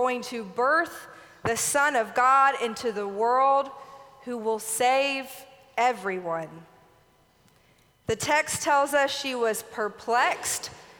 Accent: Alabama, United States; moved away as an adult; now in Tennessee, United States; I was 22 years old and making a permanent move from my home state of Alabama here to Tennessee.

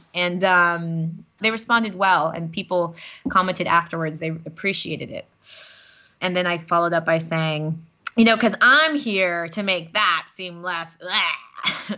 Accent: United States; now in Paris, France; I'm American, if you couldn't tell by my voice by this point.

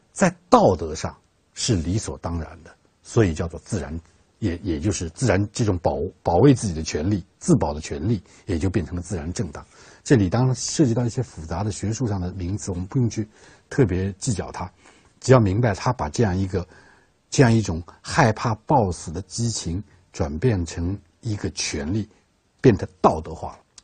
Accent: China; 我们中国人

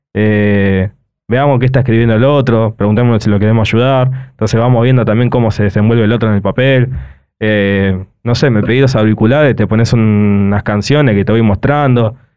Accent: El Palomar, Buenos Aires Province, Argentina; yo soy Palomar, o sea, y, y vivo eso.

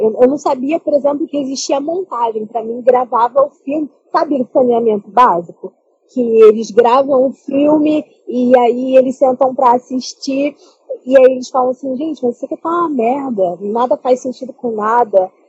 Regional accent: Baixada Fluminense, Rio de Janeiro, Brazil; Eu sou da Baixada Fluminense, do Rio de Janeiro

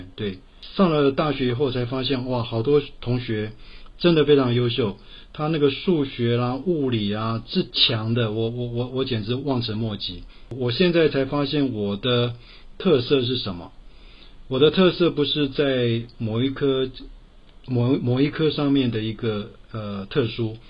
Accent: Taipei, Taiwan; 我台北人。

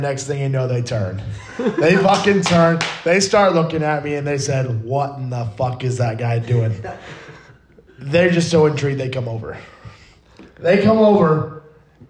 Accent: Fort Wayne, Indiana, United States; moved away as an adult; now in Denver, United States; I grew up in Fort Wayne

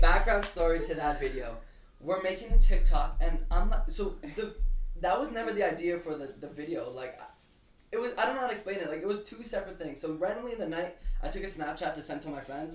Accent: Canada; I'm Canadian

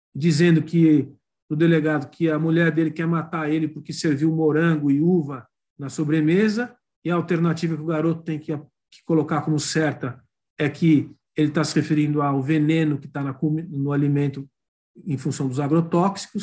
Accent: São Paulo, Brazil; eu sou paulistano aqui, mistura filho de neto de estrangeiros, mas totalmente brasileiro

